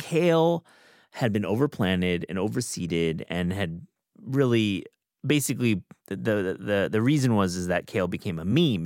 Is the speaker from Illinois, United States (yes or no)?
no; West Michigan, United States; now in Hudson Valley, New York, United States; where I grew up in West Michigan